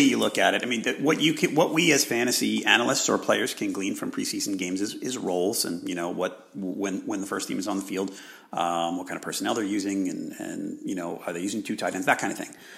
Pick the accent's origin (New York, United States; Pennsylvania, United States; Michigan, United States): New York, United States; I'm from New York